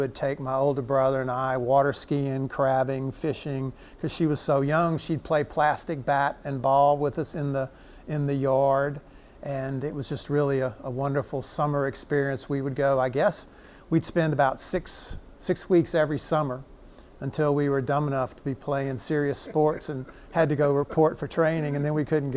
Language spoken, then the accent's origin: English; Lake Charles, Louisiana, United States; now in Covington, United States; I was born and raised in Lake Charles, went to St. Louis High School